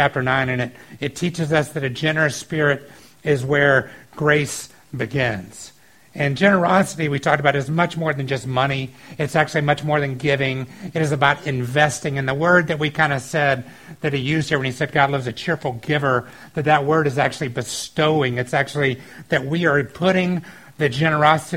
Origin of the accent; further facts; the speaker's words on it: the South, United States; I grew up in the South